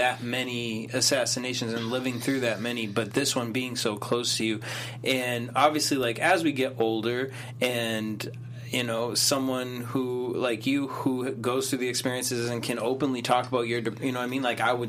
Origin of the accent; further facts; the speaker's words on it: United States; But I'm from America.